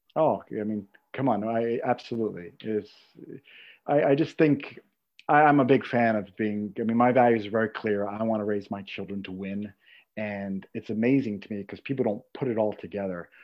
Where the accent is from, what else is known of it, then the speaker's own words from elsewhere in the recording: New York, United States; I'm from New York